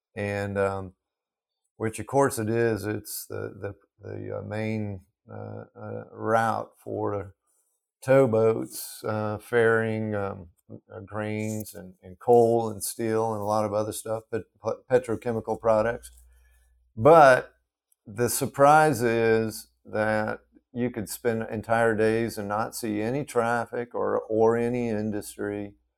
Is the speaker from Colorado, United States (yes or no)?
yes; Front Range of the Colorado Rockies, United States; now in Clarksdale, United States; I grew up on the Front Range of, of the, of, uh, the Rockies